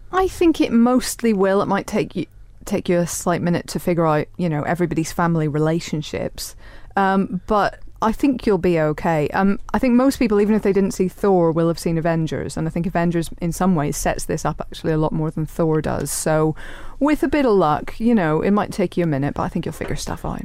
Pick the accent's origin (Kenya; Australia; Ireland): Ireland; I'm Irish